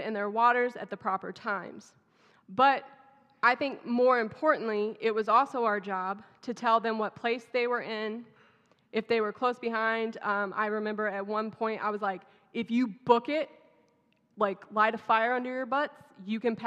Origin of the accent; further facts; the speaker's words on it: Texas, United States; accent: southern; moved away; my southern accent just comes back full blown.